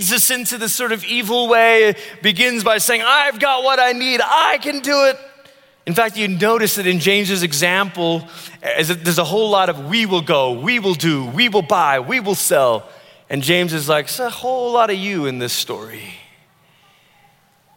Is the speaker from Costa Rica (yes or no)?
no; Malaysia; now in United States; I grew up in Malaysia, which is primarily a Muslim country